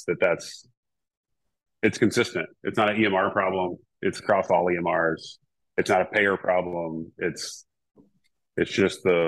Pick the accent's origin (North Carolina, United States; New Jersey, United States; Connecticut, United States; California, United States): North Carolina, United States; now in West Coast, United States; I grew up in North Carolina too